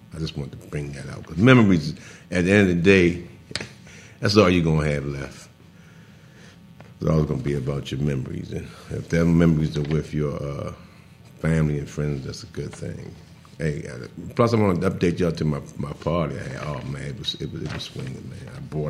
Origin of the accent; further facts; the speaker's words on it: East Coast, United States; I'm the host from the East Coast.